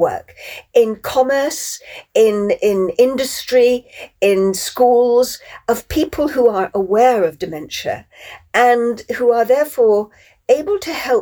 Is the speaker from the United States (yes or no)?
no; Plymouth, South West England, United Kingdom; Plymouth, in fact, my hometown